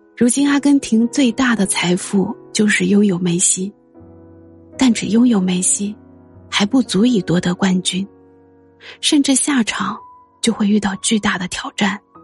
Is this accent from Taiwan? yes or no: no; China; 身为一个中国人，一如既往地，也不怀好意地希望飞日营